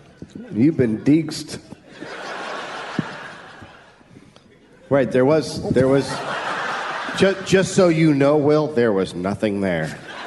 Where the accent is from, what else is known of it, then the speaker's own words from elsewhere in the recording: United States; I'm from America.